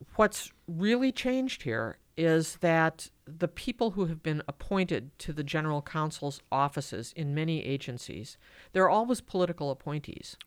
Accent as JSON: {"language": "English", "town": "Madison", "region": "Wisconsin", "country": "United States", "tie": "born or raised there", "said": "born and raised in Madison"}